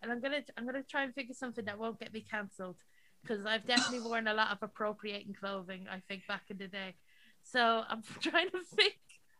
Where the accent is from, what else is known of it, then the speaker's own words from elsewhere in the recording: Ireland; accent: very Irish; also born or lived in England; I used to sound like a little Danny Dyer. I was born in England and I moved to Ireland. And that quickly got bullied out of me very hard, and I went very Irish.